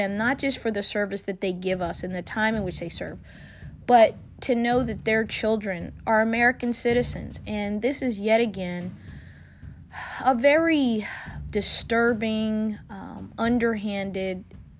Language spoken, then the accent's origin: English; Munich, Bavaria, Germany; born there; If you've been following me and you do a simple Google search, you know I was born in Munich, Germany. And I was born in Munich, Germany at the end of the 1960s, when my father was serving as an enlisted personnel in the United States Army.